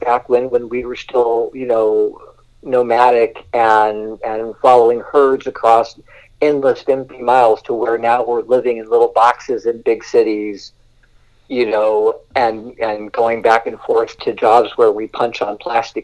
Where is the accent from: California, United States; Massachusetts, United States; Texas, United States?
California, United States; Southern; I grew up here on the West Coast in California, and especially Southern California